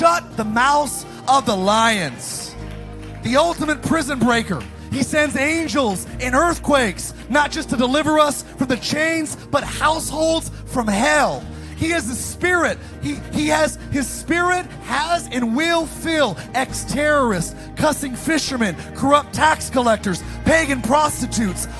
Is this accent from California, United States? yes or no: yes; Antelope Valley, California, United States; I was raised in the Antelope Valley.